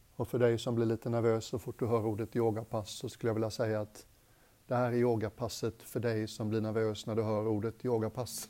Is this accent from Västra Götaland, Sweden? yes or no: yes; Gothenburg, Västra Götaland, Sweden; Jag är göteborgare